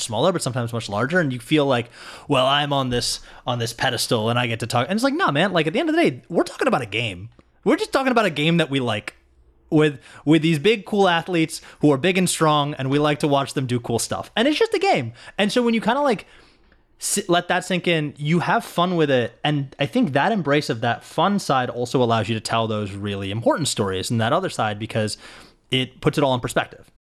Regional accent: Detroit, Michigan, United States; now in Los Angeles, United States; I grew up in Detroit, or outside of Detroit, really

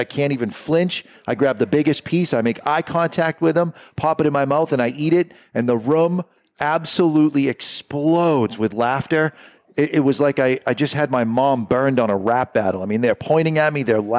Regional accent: Johannesburg, Gauteng, South Africa; I hail from Johannesburg, South Africa.

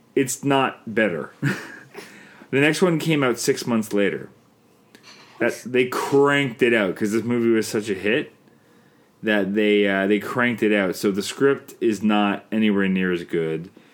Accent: Canada; I'm Canadian filmmaker

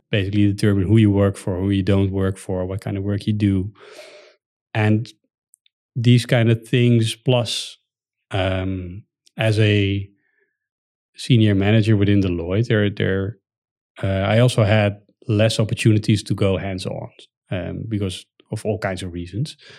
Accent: Netherlands; As a Dutch citizen

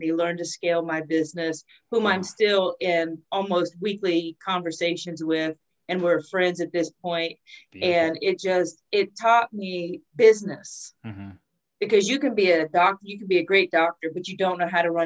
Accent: Ohio, United States; I'm originally from Ohio, farm country, Ohio

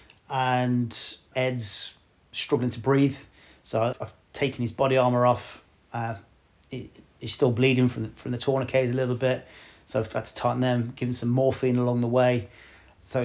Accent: West Bromwich, West Midlands, United Kingdom; moved away; I am from West Bromwich originally.

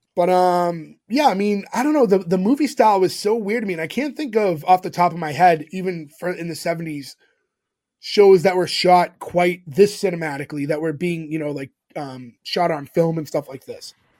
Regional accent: Massachusetts, United States; we grew up in Massachusetts

